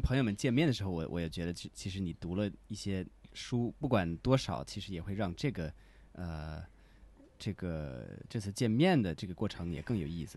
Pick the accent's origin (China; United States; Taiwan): United States; Chinese is a second language; moved away; 我是美国人